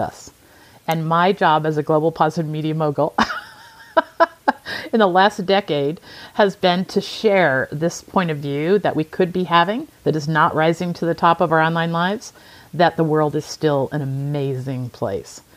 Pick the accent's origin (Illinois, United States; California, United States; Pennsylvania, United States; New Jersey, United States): Illinois, United States; rural area south of Chicago; moved away as an adult; also born or lived in Spain / Italy; grew up in a very rural area of, of the United States, south of Chicago